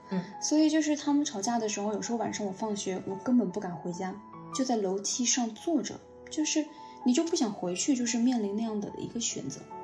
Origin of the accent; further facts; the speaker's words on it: Guiyang, Guizhou, China; 用我们家乡贵娭的话说